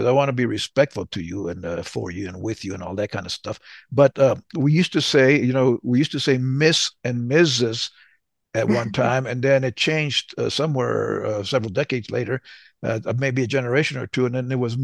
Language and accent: English; Southern New Mexico, United States; moved away; also born or lived in the South / California; I'm from Southern New Mexico. So we were brought up in the Southern way